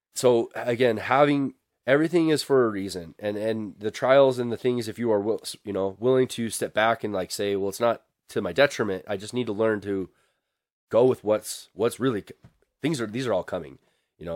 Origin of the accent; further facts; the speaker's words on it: Billings, Montana, United States; I'm from Billings, Montana.